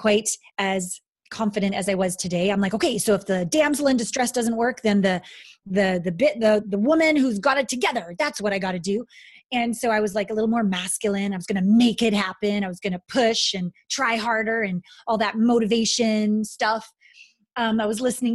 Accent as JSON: {"language": "English", "country": "Canada", "also_born_or_lived": "Kamloops, British Columbia / Japan", "moved": "as an adult", "said": "I'm a Canadian"}